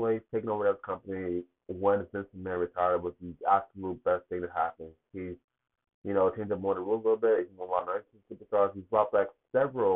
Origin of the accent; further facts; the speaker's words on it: Boston, Massachusetts, United States; Live from the TD Garden in Boston, my hometown